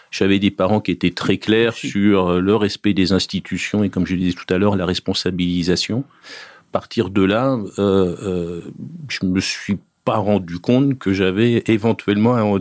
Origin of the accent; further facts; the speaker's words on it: Juvisy-sur-Orge, Île-de-France, France; born there; Mais moi, j'habitais pas à juvisy sur Je suis né à Juvisy-sur-Orge.